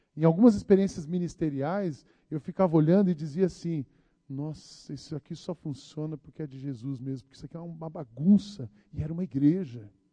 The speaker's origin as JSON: {"language": "Portuguese", "town": "Barbacena", "region": "Minas Gerais", "country": "Brazil", "tie": "born or raised there", "moved": "yes", "lives_now": "São Paulo, Brazil", "said": "o pastor Macorde me conhece desde quando eu era menino, lá em Barbacena"}